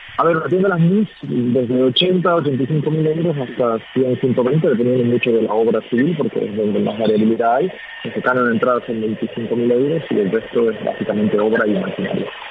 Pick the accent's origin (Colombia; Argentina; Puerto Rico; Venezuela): Argentina; now in Spain; nosotros somos dos argentinos